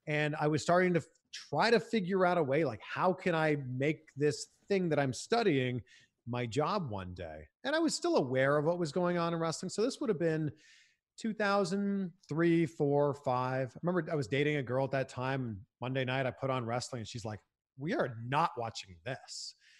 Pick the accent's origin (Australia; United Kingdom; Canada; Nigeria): Canada; moved away as an adult; also born or lived in Cleveland, United States / Miami, United States; now in United States; a lot of hockey growing up in Canada